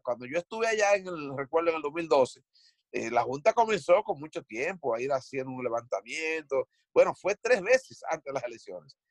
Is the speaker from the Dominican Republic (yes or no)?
yes; Dominican Republic; moved away; nosotros somos eh, de los valientes que salimos de República Dominicana para compartir nuestros esfuerzos aquí